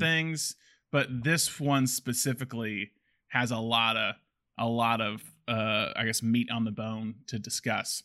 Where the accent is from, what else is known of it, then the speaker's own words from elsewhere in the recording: the South, United States; we're both from the South.